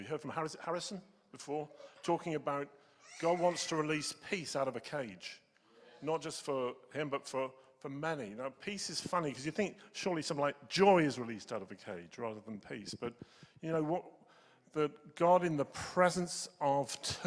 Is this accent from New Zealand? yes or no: yes; New Zealand; I'm a Kiwi